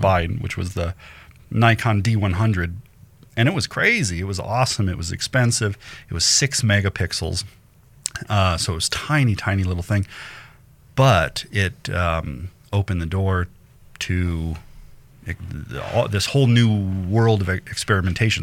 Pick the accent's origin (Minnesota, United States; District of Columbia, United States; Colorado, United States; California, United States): Colorado, United States; Denver; I grew up in Denver